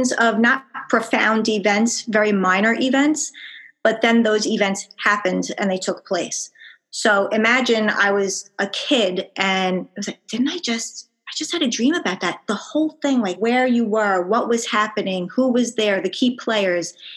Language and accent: English; Long Island, New York, United States; accent: Long Island; I'm from Long Island, New York, as per my accent.